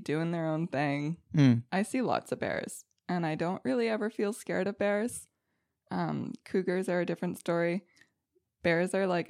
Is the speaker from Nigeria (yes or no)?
no; Quebec, Canada; Okay, so I was born in Cowansville, Quebec, and so I grew up in the eastern townships of Quebec, right kissing the border.